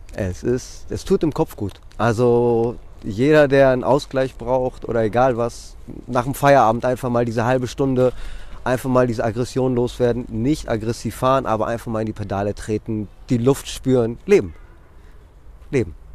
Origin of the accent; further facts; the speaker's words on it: Athens, Attica, Greece; also born or lived in Drama, Greece / Mainz, Germany / Hamburg, Germany; now in Wiesbaden, Germany; die Kleinstadt heißt Drama aber ähm, im Grunde genommen bin ich in Athen aufgewachsen